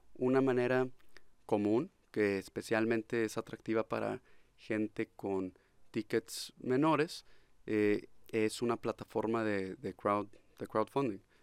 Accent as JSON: {"language": "Spanish", "town": "Monterrey", "region": "Nuevo León", "country": "Mexico", "tie": "born or raised there", "also_born_or_lived": "Austin, United States", "said": "yo desde pequeño viviendo, creciendo aquí en Monterrey"}